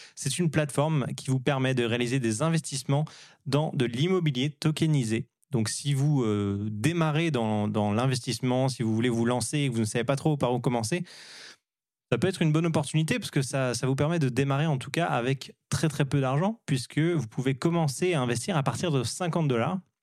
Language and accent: French; France; now in Montreal, Canada; on est des Français qui vivons euh, à, Montréal